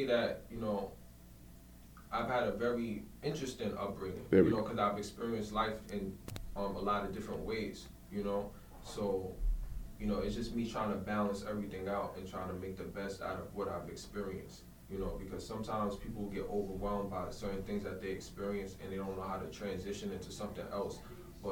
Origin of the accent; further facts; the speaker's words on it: New York City, New York, United States; I'm really from there